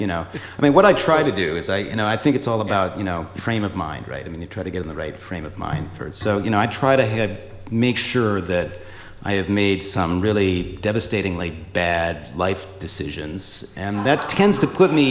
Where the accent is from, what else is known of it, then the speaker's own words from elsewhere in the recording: Seattle, Washington, United States; moved away as an adult; also born or lived in Boston; I hail from Seattle